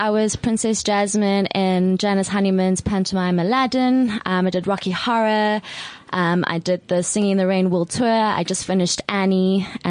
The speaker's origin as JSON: {"language": "English", "town": "Cape Town", "region": "Western Cape", "country": "South Africa", "tie": "born or raised there", "moved": "as an adult", "lives_now": "Johannesburg, South Africa", "said": "I was born in Johannesburg, but then all my schooling and my diploma I did in Cape Town, and then graduated 2011."}